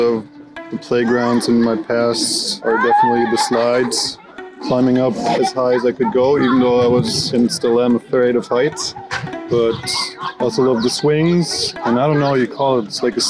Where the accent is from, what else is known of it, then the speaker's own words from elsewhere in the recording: Berlin, Germany; I'm from Berlin, Friedrichshain.